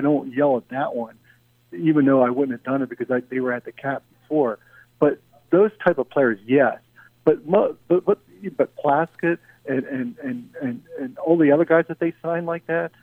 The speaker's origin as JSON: {"language": "English", "town": "Philadelphia", "region": "Pennsylvania", "country": "United States", "said": "I'm from Philadelphia"}